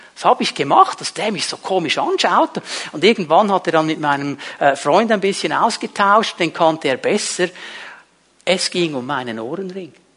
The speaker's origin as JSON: {"language": "German", "country": "Switzerland", "said": "Bei uns in der Schweiz"}